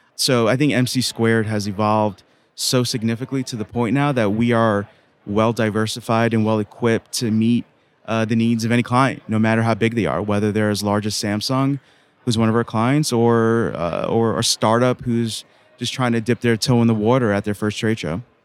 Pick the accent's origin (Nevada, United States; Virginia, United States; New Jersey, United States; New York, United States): New York, United States; New York City; Son of two immigrant parents growing up in Queens, New York